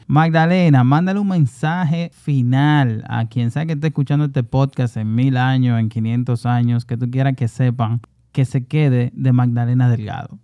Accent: Santo Domingo Oeste, Distrito Nacional, Dominican Republic; yo tengo ya como siete años colaborando directamente con, con, el Carnaval de Herrera, que también es mi comunidad

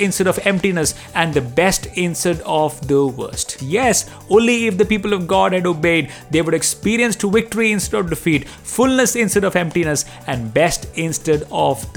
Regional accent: Delhi, India; growing up in Delhi, I have seen my Hindu friends celebrate their festivals with pomp and show.

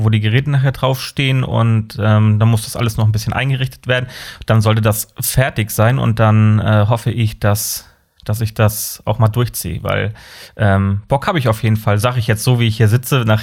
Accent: Kiel, Schleswig-Holstein, Germany; Bin gebürtig, ich bin gebürtiger Kieler.

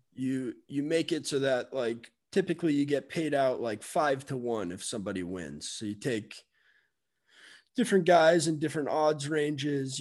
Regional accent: Miami, Florida, United States; I'm from Miami

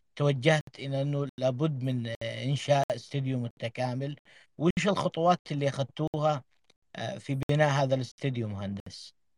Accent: Saudi Arabia; لنا كسعوديين

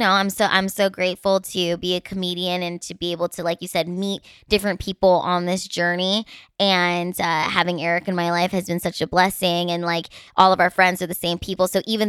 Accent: Philippines; And, you know, I'm Filipina, so I'm just going to age like fine wine.

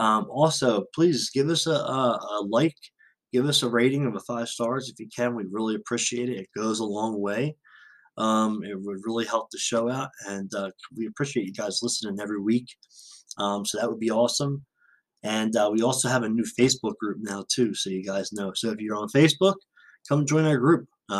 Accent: San Diego, California, United States; Growing up in the San Diego Valley area, I am very used to seeing military aircraft and from the Marines and the Navy

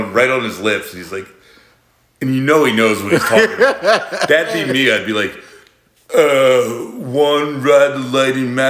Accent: United States; I'm American.

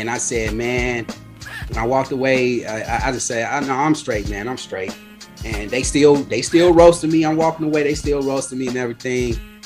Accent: Chicago, Illinois, United States; I'm from Avalon Park.

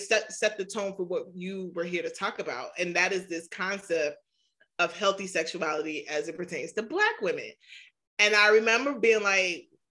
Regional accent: New York, United States; also born or lived in the South; now in Maryland, United States; I'm from New York

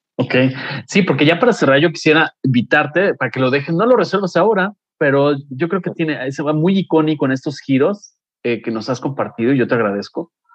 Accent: Mexico; soy mexicano

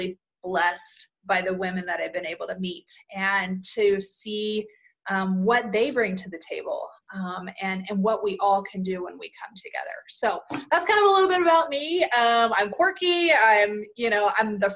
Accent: Kentucky, United States; now in Utah, United States; I'm originally from Kentucky and now live out in Utah.

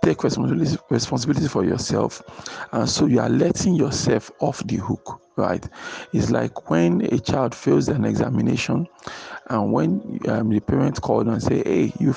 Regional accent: Nigeria; I live in Nigeria. I am a Nigerian

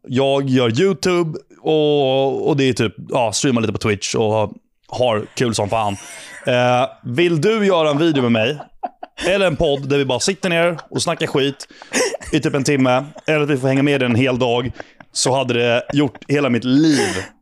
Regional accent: Ingarö, Stockholm County, Sweden; born or raised there

